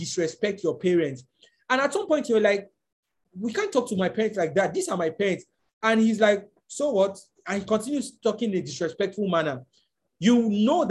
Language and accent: English; Nigeria; It is not we as Nigerians, and I'm just speaking as from a Nigerian context.